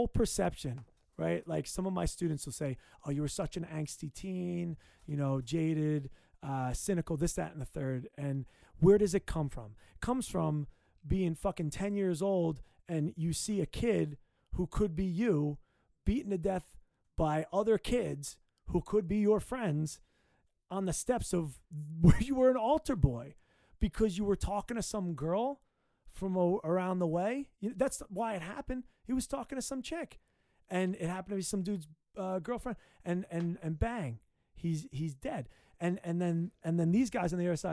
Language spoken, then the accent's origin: English; Langhorne, Pennsylvania, United States; also born or lived in New York; now in Philadelphia, United States; I grew up with a kid in Langhorne